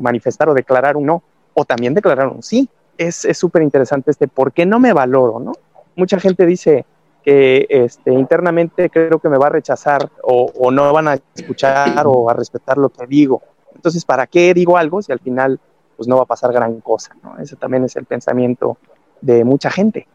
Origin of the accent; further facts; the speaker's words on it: Mexico; como latino, como mexicano, como parte de, esta cultura del bomberazo